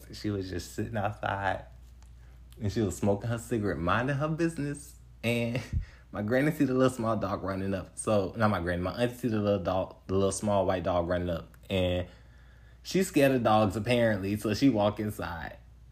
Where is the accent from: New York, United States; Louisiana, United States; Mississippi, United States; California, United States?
Mississippi, United States; Picayune; also born or lived in Atlanta; I'm from this little small town called Picayune, Mississippi